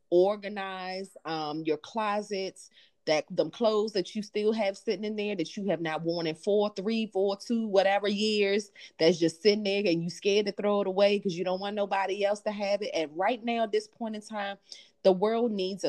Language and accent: English; Jamaica; I'm from Jamaica.